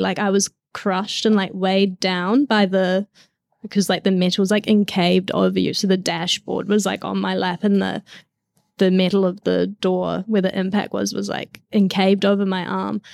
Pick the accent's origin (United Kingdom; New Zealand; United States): New Zealand; I grew up in New Zealand